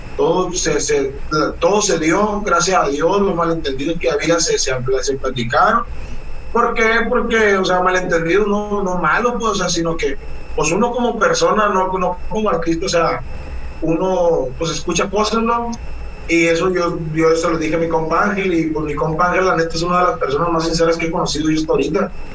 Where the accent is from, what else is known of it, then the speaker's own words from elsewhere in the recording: Guamúchil, Sinaloa, Mexico; also born or lived in La Trinidad, Guasave, Sinaloa; now in Culiacán, Mexico; Originario soy de la Trinidad, Guasave, Sinaloa, ah. toda mi vida. A los tres años me llevaron a vivir a Guamuchi, toda mi vida la viví en Guamuchi hasta los 21 años